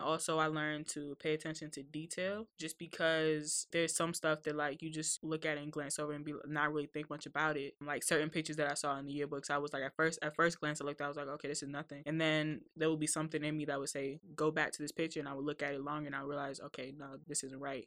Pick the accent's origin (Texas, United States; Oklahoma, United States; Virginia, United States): Virginia, United States; Woodbridge; I'm from Woodbridge, since Northern Virginia